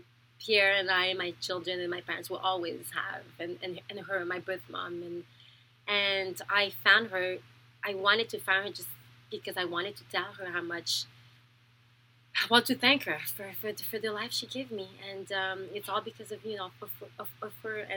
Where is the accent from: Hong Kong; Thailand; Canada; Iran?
Thailand; born there; I was born in Thailand. I was adopted when I was 2 weeks old by a French father and a French Canadian mother